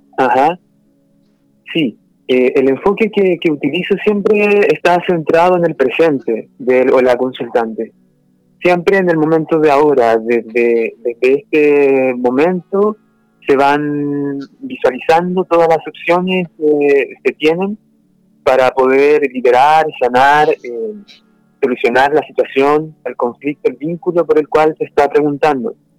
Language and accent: Spanish; Los Andes, Valparaíso, Chile; Yo nací en Los Andes, que también pertenece a la quinta región de Chile. Eh, allá me crié y pasé gran parte de, mi vida, hasta que me fui a estudiar también a Valparaíso